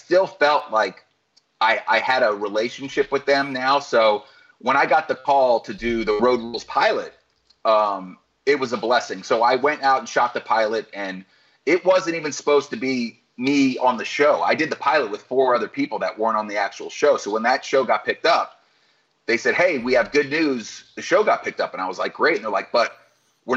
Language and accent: English; Florida, United States; I was from Florida